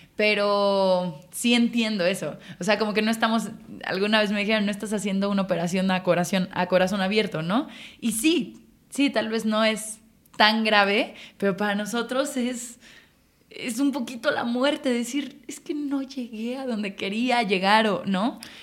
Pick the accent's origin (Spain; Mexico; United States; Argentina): Mexico; Mexico City; En la Ciudad de México, Chilanga